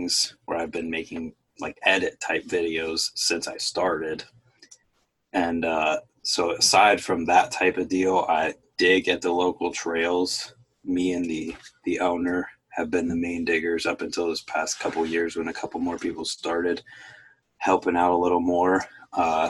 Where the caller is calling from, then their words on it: Wooster, Ohio, United States; I'm calling from Worcester, Ohio